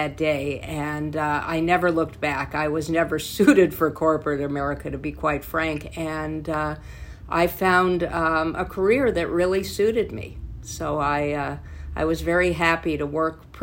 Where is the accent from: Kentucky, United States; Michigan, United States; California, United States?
California, United States; also born or lived in Boise, Idaho; I am almost a lifelong Californian. I came here when I was 4 years old in 1955 from Boise, Idaho